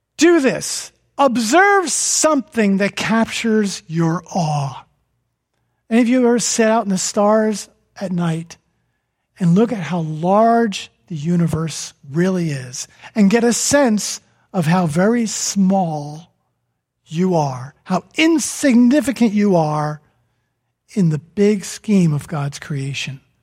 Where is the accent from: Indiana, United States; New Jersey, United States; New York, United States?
New Jersey, United States; From New Jersey